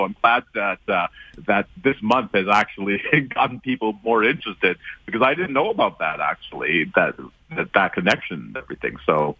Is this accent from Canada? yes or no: yes; Toronto, Ontario, Canada; when I was young, growing up in Toronto, I didn't really see myself reflected in the educational material